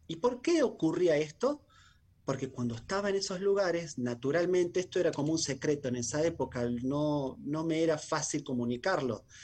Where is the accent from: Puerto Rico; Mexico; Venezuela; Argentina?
Argentina; muchos argentinos